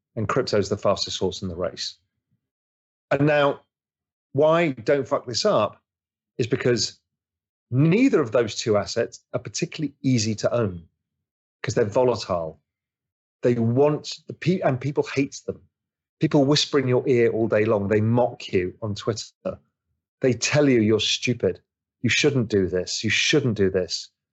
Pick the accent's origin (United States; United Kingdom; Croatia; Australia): United Kingdom; England; I'm English